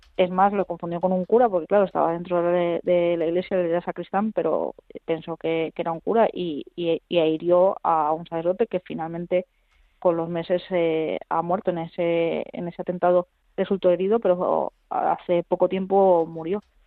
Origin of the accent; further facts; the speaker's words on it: Madrid, Community of Madrid, Spain; yo que soy madrileña